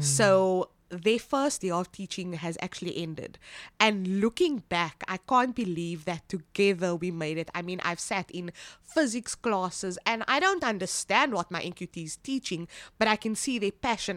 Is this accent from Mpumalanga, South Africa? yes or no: no; Cape Town, Western Cape, South Africa; I am born and bred from Cape Town